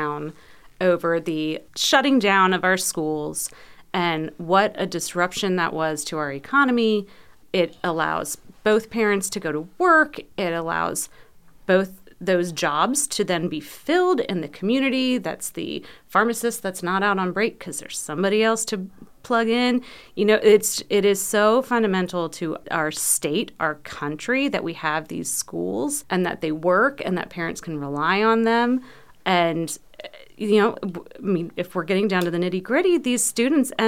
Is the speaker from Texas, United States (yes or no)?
no; Loudoun County, Virginia, United States; I grew up in Loudoun County